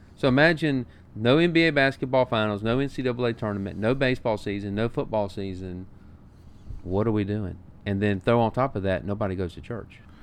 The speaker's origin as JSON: {"language": "English", "town": "Montgomery", "region": "Alabama", "country": "United States", "said": "I'm from Montgomery, Alabama."}